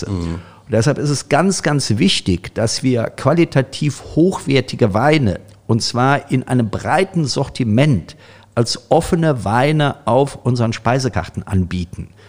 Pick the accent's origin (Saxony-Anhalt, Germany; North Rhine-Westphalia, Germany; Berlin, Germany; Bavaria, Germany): North Rhine-Westphalia, Germany; aus meiner alten Heimat, aus dem äh, Rheinland kommen.